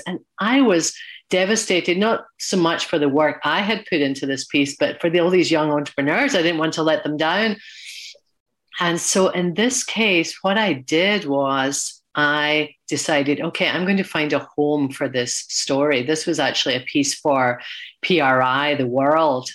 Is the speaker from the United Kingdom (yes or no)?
yes; Glasgow, Scotland, United Kingdom; moved away; my hometown of Glasgow.